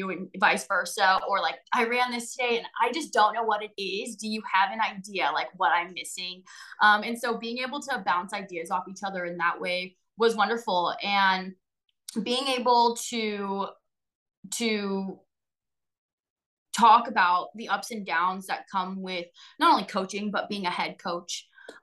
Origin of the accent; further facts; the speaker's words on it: outside the Bay Area, California, United States; moved away as an adult; now in Indiana, United States; I'm born and raised in California, right outside of the Bay Area